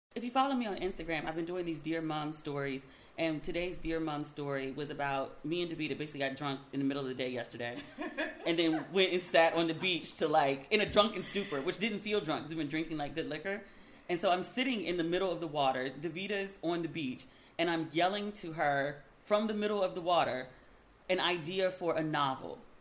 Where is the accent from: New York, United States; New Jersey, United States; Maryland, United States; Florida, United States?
Maryland, United States; I'm from Maryland